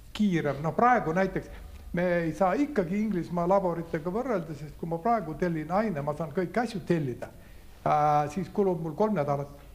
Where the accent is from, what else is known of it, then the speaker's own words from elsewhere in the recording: Saare County, Estonia; moved away; also born or lived in Tartu; ma olen ka saarlane